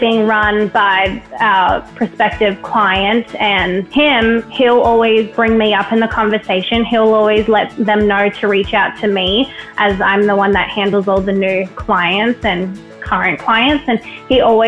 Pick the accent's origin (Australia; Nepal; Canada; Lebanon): Australia; moved away as an adult; I loved growing up in Australia